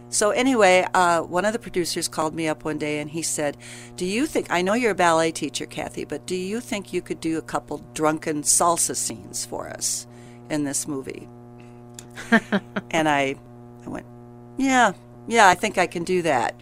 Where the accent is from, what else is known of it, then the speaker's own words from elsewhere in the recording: Grand Rapids, Michigan, United States; moved away as an adult; now in Kalamazoo, United States; grew up in Grand Rapids